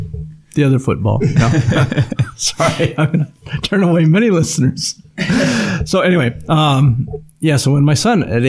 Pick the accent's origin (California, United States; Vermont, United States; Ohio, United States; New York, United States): Ohio, United States; Youngstown; born there; I was born in Youngstown, Ohio.